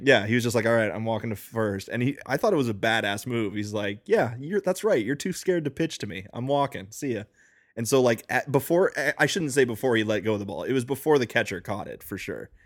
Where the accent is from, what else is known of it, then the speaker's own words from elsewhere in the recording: United States; Rob and I, by which I mean Rob and myself are native born Americans